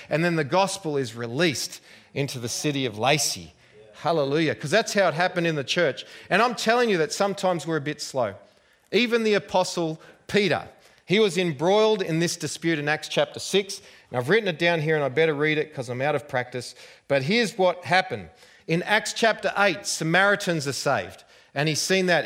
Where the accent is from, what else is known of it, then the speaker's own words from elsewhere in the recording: Australia; accent: Australian; I hope you've understood my accent. I'm not quite as bad as Crocodile Dundee